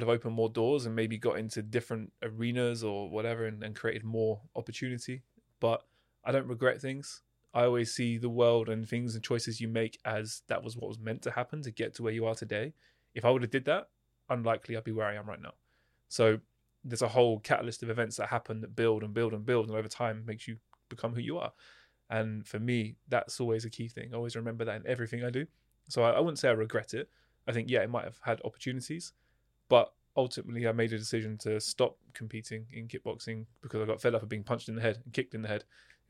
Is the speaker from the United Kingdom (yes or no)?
yes; East of England, United Kingdom; I grew up just outside of London in Hertfordshire, which is, again, similar to Oxfordshire.